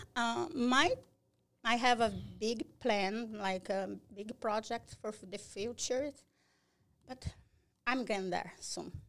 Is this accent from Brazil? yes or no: yes; Brazil; English is a second language; moved away as an adult; also born or lived in Fall River; now in Massachusetts, United States; I'm from Brazil